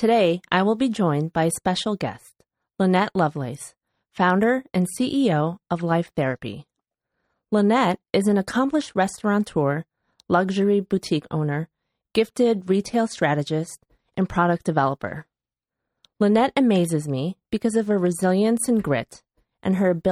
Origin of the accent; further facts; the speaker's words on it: Chicago, Illinois, United States; moved away; my hometown of Chicago